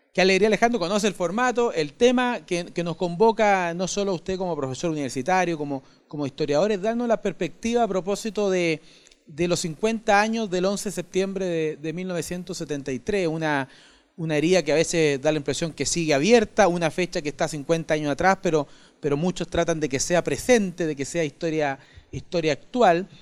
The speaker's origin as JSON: {"language": "Spanish", "town": "San Bernardo", "region": "Santiago Metropolitan Region", "country": "Chile", "said": "yo soy de San Bernardo, pero cuando entré al Instituto Nacional en séptimo básico"}